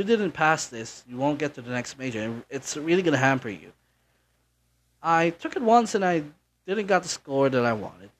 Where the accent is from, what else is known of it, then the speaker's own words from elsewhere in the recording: Naga, Bicol Region, Philippines; English is a second language; also born or lived in Manila; my parents decided to have me raised here in Naga, and I've been living here ever since